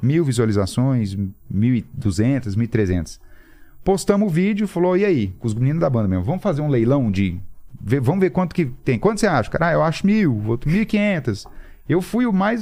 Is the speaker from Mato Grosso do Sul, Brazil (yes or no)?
yes; Campo Grande, Mato Grosso do Sul, Brazil; eu sou nascido em Campo Grande, no Mato Grosso do Sul.